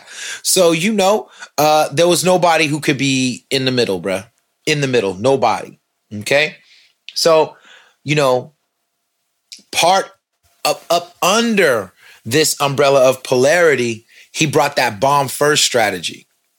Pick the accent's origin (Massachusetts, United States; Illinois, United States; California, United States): California, United States; San Francisco; I'm from the Bay, though. I am, man. You know what I'm saying? Straight up. Mission Street, Dolores Park, where I see my first lowrider bikes, dog. Lowrider cars. 25th and Mission.